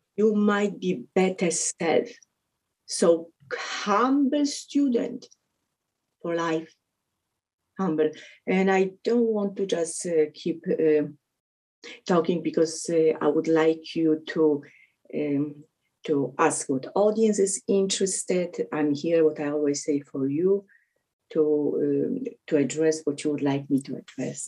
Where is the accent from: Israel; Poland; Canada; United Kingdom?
Poland; English is a second language; moved away; also born or lived in Connecticut; I'm from Poland